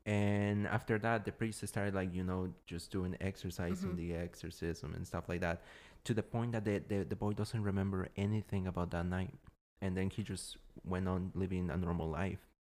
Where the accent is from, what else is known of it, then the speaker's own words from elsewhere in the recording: Washington, District of Columbia, United States; Yeah, I'm from Washington, D.C.